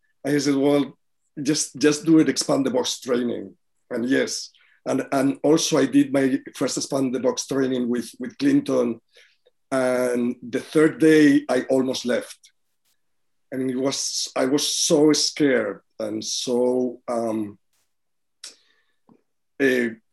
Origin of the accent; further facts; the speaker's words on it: Spain; now in New York City, United States; I come from Spain, but I live in New York City.